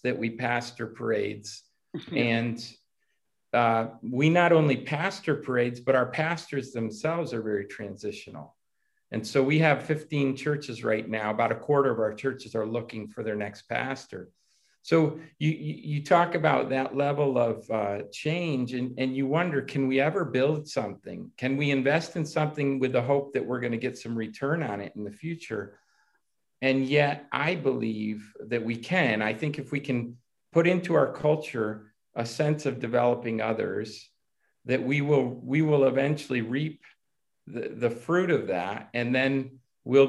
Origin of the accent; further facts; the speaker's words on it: United States; moved away as an adult; also born or lived in Italy; I grew up in America